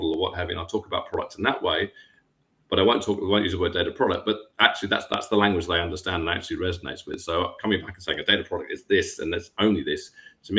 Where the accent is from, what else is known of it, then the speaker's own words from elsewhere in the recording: England, United Kingdom; I'm from England